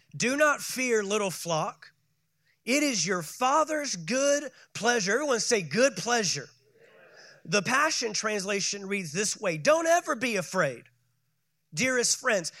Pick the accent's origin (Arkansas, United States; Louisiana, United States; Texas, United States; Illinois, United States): Texas, United States; moved away; my home state of Texas